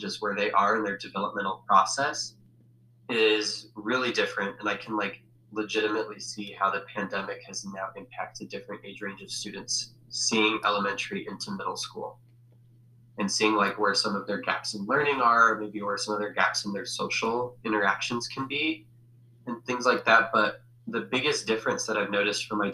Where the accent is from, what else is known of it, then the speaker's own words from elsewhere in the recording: Denver, Colorado, United States; also born or lived in Fort Collins; where I grew up in Denver